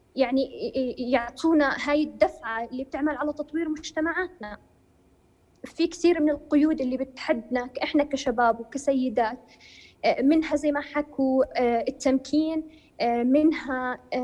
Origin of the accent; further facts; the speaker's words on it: Jordan; انا كمواطن اردنيه